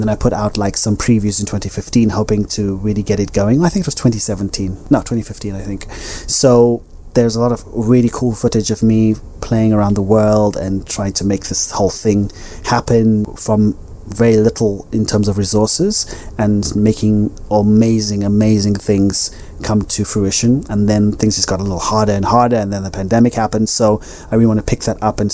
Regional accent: Zimbabwe; moved away; also born or lived in Ibiza, Spain; my childhood self growing up in Zimbabwe

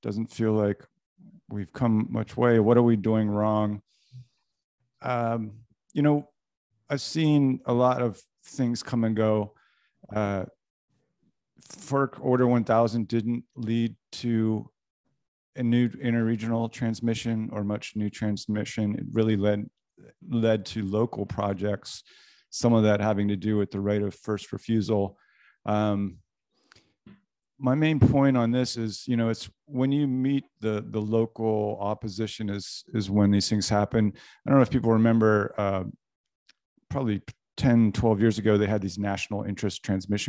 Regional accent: East Coast, United States; moved away; I'm from the East Coast

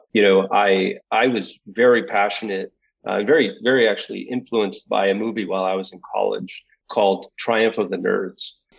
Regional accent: Philadelphia, Pennsylvania, United States; born there; also born or lived in Houston / Westbrook / Southern California; I was born in Philadelphia, lived in Houston, Texas for 6 years, lived in Westbrook, Maine for 7 years, moved to Southern California when I was just getting into high school.

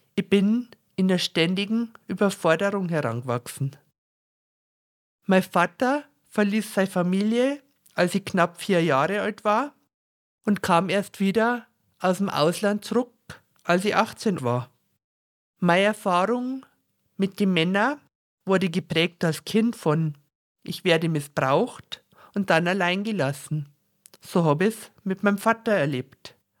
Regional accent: Bavaria, Germany; accent: very Bavarian dialect; mit meinem sehr bayerischen Dialekt

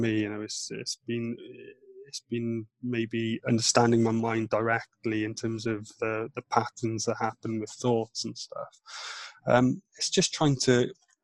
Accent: Wales, United Kingdom; first language Welsh; English is a second language; moved away; also born or lived in north of England; Welsh is my first language in terms of my mum and my dad speak Welsh

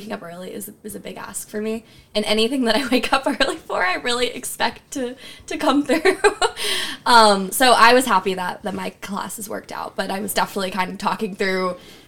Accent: Northeast Ohio, United States; moved away as an adult; now in Princeton, United States; I'm from Northeast Ohio

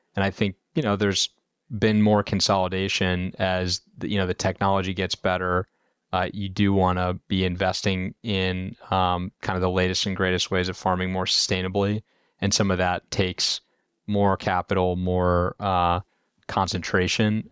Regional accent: Indiana, United States; moved away as an adult; also born or lived in Chicago / California; I'm from, uh, the Midwest originally, grew up in Indiana

